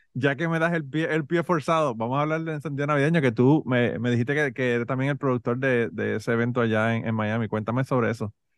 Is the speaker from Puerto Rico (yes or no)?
yes; Utuado, Puerto Rico; also born or lived in San Juan, Puerto Rico; now in United States; yo nací en el Hospital de Maestro de San Juan, pero yo soy de Utuado 100%